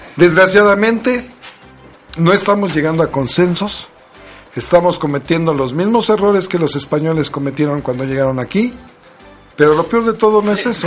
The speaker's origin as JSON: {"language": "Spanish", "country": "Mexico", "said": "como buenos mexicanos"}